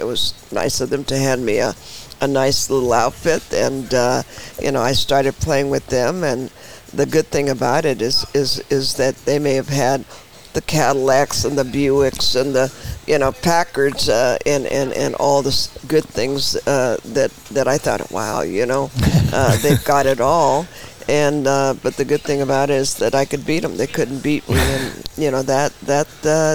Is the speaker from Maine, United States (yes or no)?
no; San Francisco, California, United States; Born and raised in San Francisco.